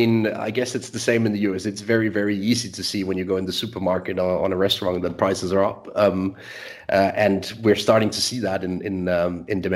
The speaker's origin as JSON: {"language": "English", "country": "Denmark", "tie": "born or raised there", "said": "So I'm born and raised in Denmark, still live in Scandinavia"}